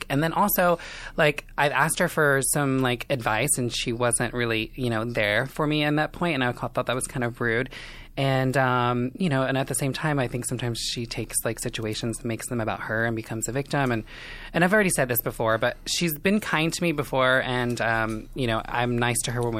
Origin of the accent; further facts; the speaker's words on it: Indiana, United States; moved away as an adult; now in Los Angeles, United States; I am from Indiana, small town. I kind of grew up in a trailer park situation.